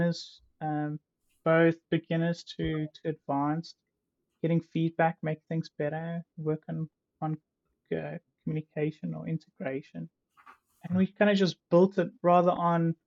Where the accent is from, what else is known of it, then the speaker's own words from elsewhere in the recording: South Africa; moved away; I grew up in South Africa